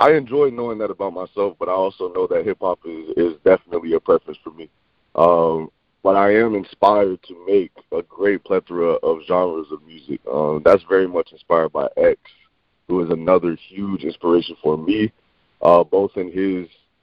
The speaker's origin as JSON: {"language": "English", "town": "Davenport", "region": "Florida", "country": "United States", "tie": "born or raised there", "also_born_or_lived": "Maine", "said": "I grew up in Orlando, Florida, or the Orlando, Florida area. Specifically, I'm from Davenport, Florida, which is a suburb"}